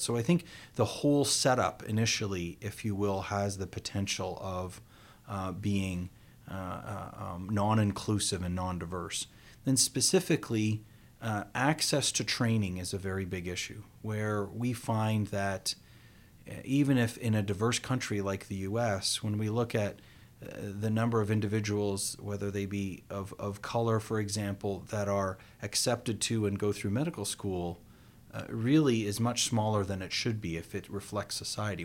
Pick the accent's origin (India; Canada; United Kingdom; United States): Canada; I was born here in North America and Canada.